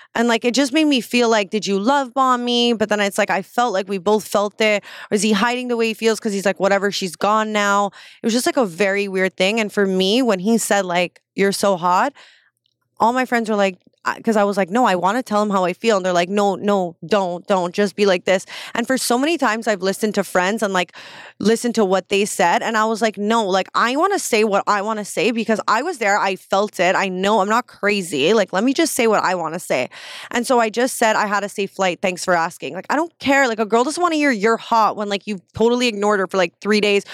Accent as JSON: {"language": "English", "country": "Canada"}